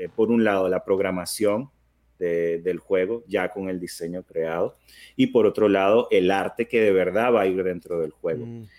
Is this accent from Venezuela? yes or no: yes; Venezuela; now in United States; yo soy, soy venezolano de nacimiento. Eh, tengo muchos años que me mudé a, Estados Unidos con, con, mi familia